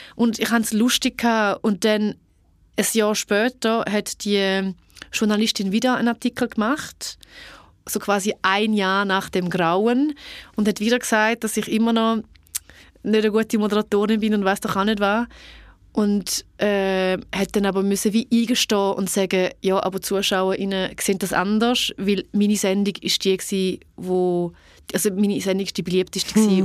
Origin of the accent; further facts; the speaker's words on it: Niederuzwil, St. Gallen, Switzerland; Ich bin in Niederutzwil aufgewachsen, das mittlere von drei Kindern